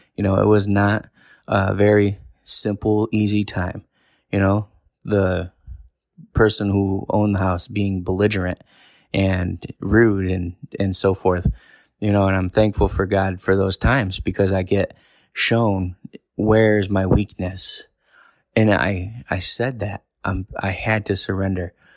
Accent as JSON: {"language": "English", "region": "New York", "country": "United States", "moved": "as an adult", "lives_now": "Tennessee, United States", "said": "I live most of my life in New York."}